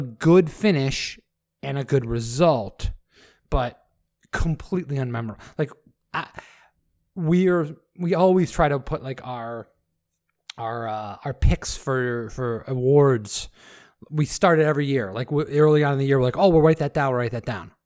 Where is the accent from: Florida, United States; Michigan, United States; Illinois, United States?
Michigan, United States; I'm from Michigan.